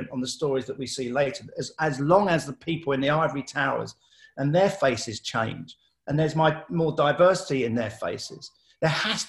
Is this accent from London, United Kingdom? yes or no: yes; London, United Kingdom; I grew up in Southeast London, very diverse.